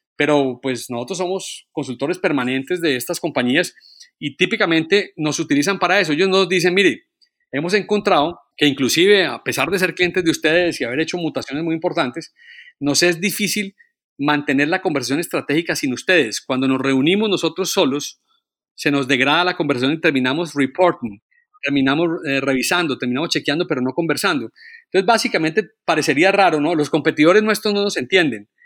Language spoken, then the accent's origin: Spanish; Colombia; yo como colombiano